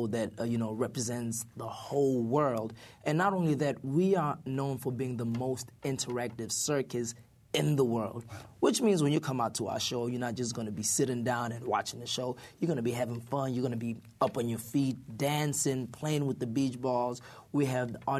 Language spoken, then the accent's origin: English; South Africa; moved away; we even visited South Africa, my home country.